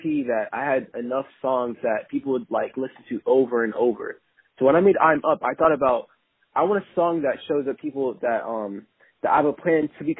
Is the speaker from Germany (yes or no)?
no; Jamaica; I was born in Jamaica